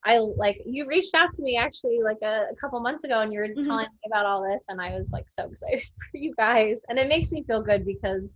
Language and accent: English; Monmouth County, New Jersey, United States; also born or lived in Kentucky / Philadelphia, Pennsylvania; I'm from Monmouth County, but lived in Philly for a while. Now I'm back